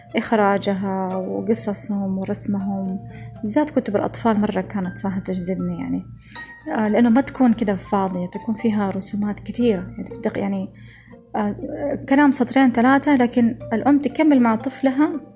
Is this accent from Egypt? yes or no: no; Saudi Arabia; also born or lived in Germany / Hamburg, Germany; أنا ما دخلت أي مدرسة ألمانية أنا دخلت فقط مدارس سعودية